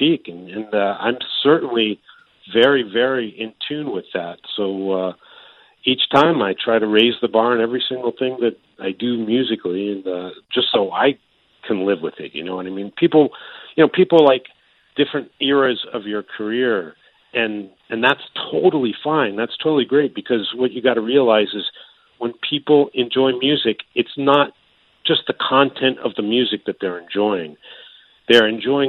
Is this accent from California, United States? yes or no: no; Maryland, United States; now in Japan; I grew up in Maryland, and it's right on the border of the North and South